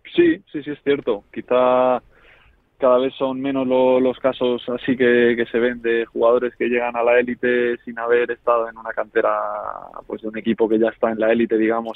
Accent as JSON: {"language": "Spanish", "town": "Móstoles", "region": "Community of Madrid", "country": "Spain", "tie": "born or raised there", "also_born_or_lived": "Navalcarnero / Marbella", "moved": "as an adult", "said": "yo Móstoles siempre lo vi como mi casa, como el sitio donde yo jugaba al fútbol por diversión, con mis amigos que desde pequeños habíamos compartido equipos y demás"}